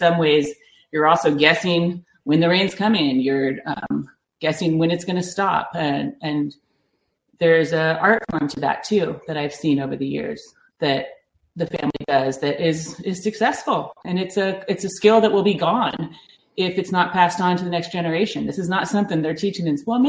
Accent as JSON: {"language": "English", "town": "Granville", "region": "Ohio", "country": "United States", "moved": "yes", "lives_now": "California, United States", "said": "I am from Ohio. I'm from a small town in the center of Ohio called Granville, Ohio"}